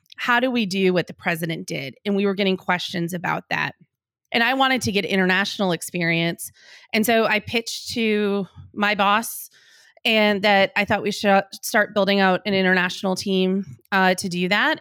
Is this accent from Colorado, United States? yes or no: no; Green Bay, Wisconsin, United States; moved away; I'm from Green Bay, Wisconsin